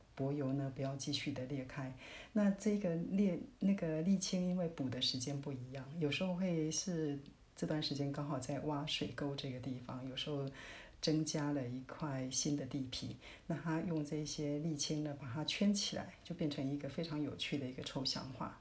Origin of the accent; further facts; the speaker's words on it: Taiwan; 我们台湾人